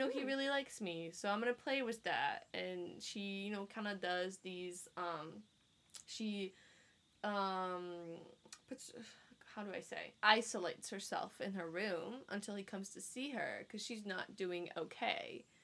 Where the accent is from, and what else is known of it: France; born or raised there; moved away